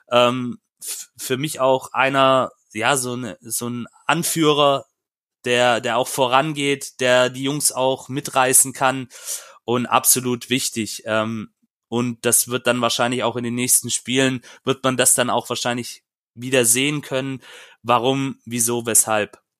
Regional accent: Stuttgart, Baden-Württemberg, Germany; ich habe da vielleicht auch, auch als Stuttgarter, ähm, der Paul kann gleich auch noch mit einsteigen in diese Debatte, ähm, eine andere Sicht.

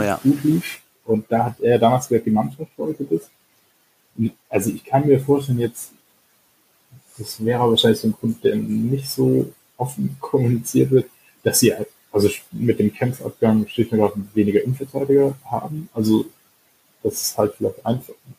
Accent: Stuttgart, Baden-Württemberg, Germany; komme ja ursprünglich aus, äh, aus Stuttgart

